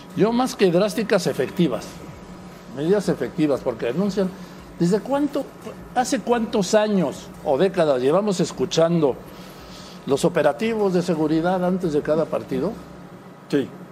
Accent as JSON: {"language": "Spanish", "town": "Madrid", "region": "Community of Madrid", "country": "Spain", "tie": "born or raised there", "said": "yo nací en Madrid"}